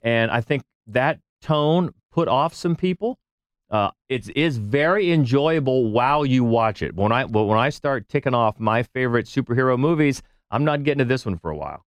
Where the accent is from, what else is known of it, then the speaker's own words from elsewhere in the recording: United States; as an American